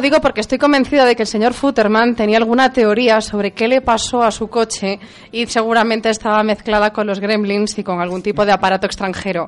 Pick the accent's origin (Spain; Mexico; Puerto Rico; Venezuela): Spain; Galicia; Me quedo con mi tierra gallega